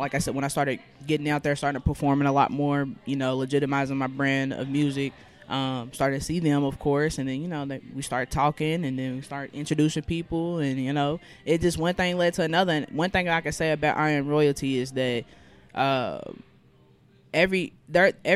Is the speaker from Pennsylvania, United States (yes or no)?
no; Louisville, Kentucky, United States; I am a Louisville native, born and raised, proud to be.